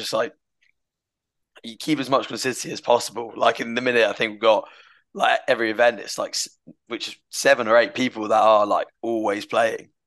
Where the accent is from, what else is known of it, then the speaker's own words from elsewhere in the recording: United Kingdom; I'm just being very British